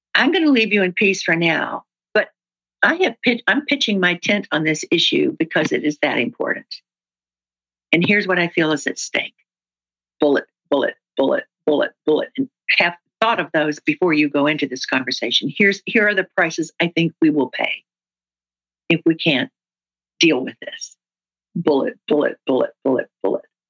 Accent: the South, United States; I'm from the South, and that's what we

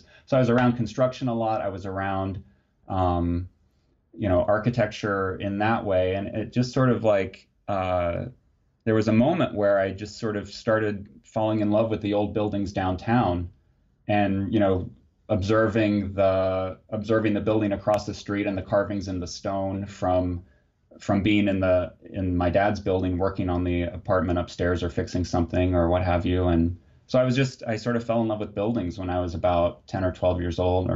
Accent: Muncie, Indiana, United States; I was born and grew up in Muncie, Indiana

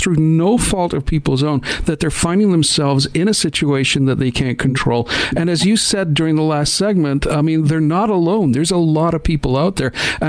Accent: Scotland, United Kingdom; moved away; I grew up in Scotland.

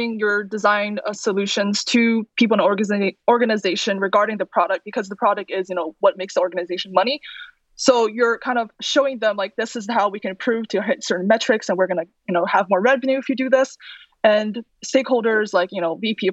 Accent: Virginia, United States; moved away as an adult; I came from Virginia and I was living in like Virginia, DC area for a while after I graduated from school in Virginia

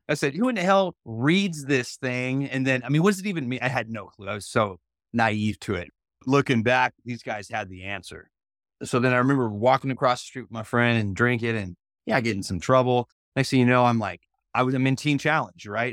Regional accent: Union, Mississippi, United States; it's Mississippi, that's where I was born, I was born in Union, Mississippi

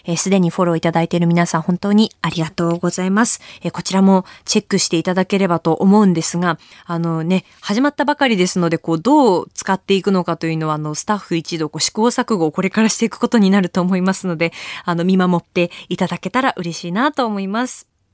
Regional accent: Akita, Japan; 私のふるさと、秋田

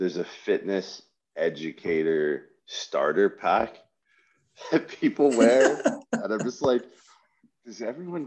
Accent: Windsor, Ontario, Canada; I grew up in Windsor, Ontario

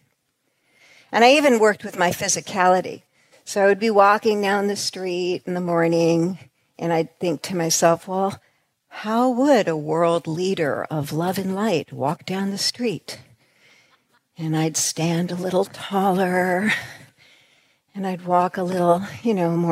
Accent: New York, United States; we're from New York.

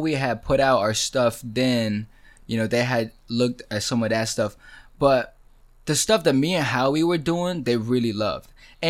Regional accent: China; born there; it was 7 cities to places that I haven't been and I was born in China.

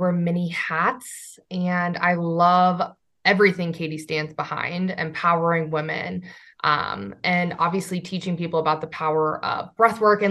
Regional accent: Midwest, United States; I grew up in the Midwest and grew up in the standard, like, got to work the 9-to-5 job.

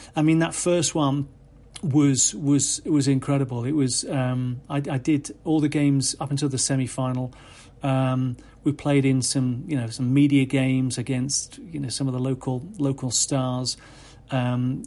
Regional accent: England, United Kingdom; I'm from England

